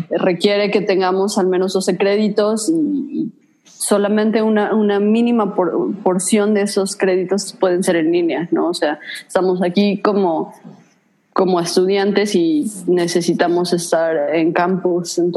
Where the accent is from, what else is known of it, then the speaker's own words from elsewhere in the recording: Mexico; moved away; yo soy mexicana